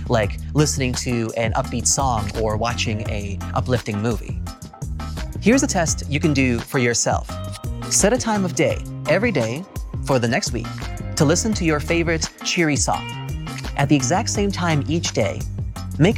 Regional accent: California, United States; my home state of California

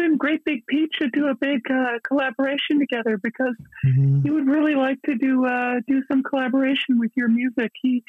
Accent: Canada; I'm from Canada.

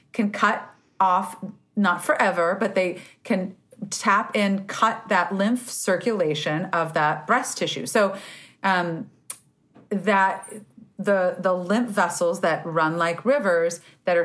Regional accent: California, United States; I'm a Californian

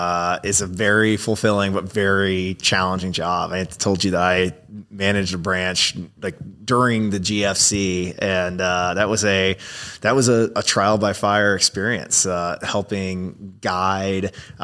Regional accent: Florida, United States; I grew up in Florida.

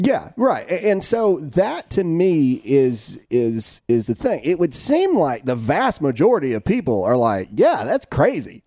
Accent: United States; as an American

